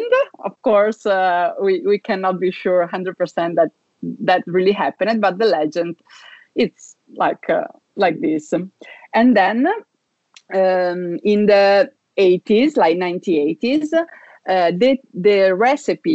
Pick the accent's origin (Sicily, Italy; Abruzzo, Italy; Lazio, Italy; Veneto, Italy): Veneto, Italy; Treviso; moved away as an adult; now in Milan, Italy; I come from Veneto region, so I also love my hometown very much, which is Treviso